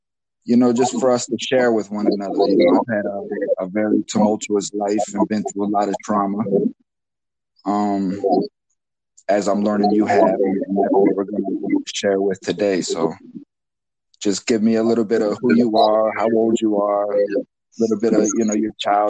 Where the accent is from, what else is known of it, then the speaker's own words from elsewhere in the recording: Florida, United States; I'm born and raised in Florida, man. So I'm warm blooded.